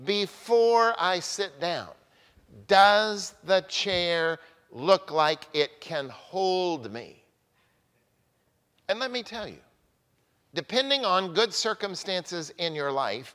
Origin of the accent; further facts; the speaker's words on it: Oklahoma, United States; now in Newburyport, United States; I grew up in Oklahoma